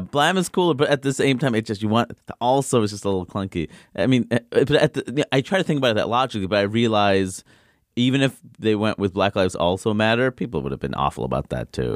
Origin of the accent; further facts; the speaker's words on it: New York City, New York, United States; I grew up in Queens